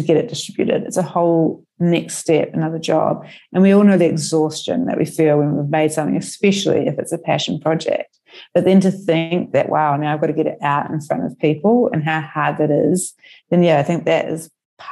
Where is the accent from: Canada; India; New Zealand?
New Zealand; now in Melbourne, Australia; I'm originally from New Zealand